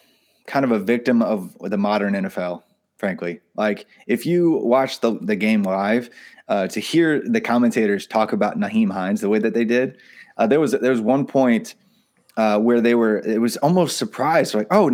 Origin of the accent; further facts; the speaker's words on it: Indiana, United States; I'm from Indiana, by the way. I do not like the Hoosiers, but I'm from Indiana.